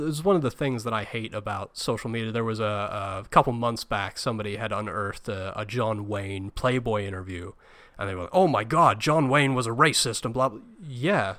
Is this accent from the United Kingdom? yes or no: yes; United Kingdom; being British